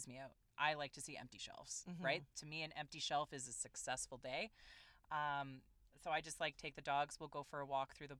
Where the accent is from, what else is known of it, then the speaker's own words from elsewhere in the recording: Canada; we are proudly Canadian